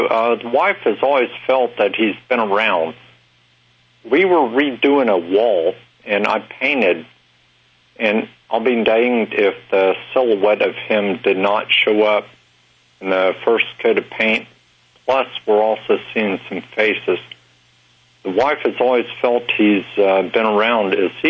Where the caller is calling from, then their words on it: Harrington, Delaware, United States; Harrington, Delaware.